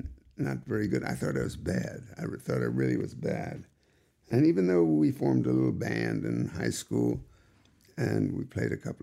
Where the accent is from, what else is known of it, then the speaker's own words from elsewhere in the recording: New York City, New York, United States; also born or lived in Kansas City, Missouri; Went back east in Forest Hills, Long Island, and to New York City, and that's where I grew up